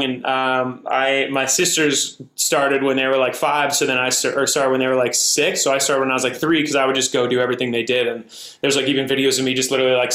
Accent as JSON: {"language": "English", "region": "Montana", "country": "United States", "tie": "born or raised there", "moved": "as an adult", "lives_now": "Los Angeles, United States", "said": "I'm from Montana originally"}